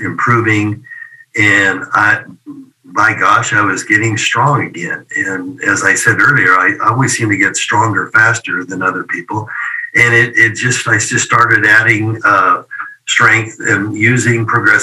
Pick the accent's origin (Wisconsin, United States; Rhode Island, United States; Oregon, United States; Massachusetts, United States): Oregon, United States; commercial gym in my hometown there in Oregon